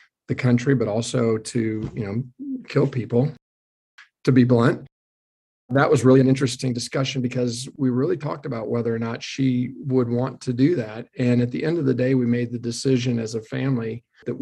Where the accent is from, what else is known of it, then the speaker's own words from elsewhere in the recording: Missouri, United States; also born or lived in Omaha, Nebraska; now in Houston, United States; I grew up in Missouri, where I was born, in a small town, and my parents were both teachers at some smaller high schools around the northwest part of Missouri, and then moved to Omaha, Nebraska.